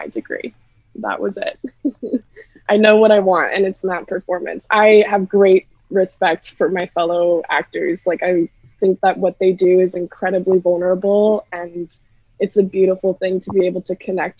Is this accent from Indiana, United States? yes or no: no; Montana, United States; moved away as an adult; also born or lived in Massachusetts / Boston; now in Chicago, United States; I am originally from Montana, and I moved to Massachusetts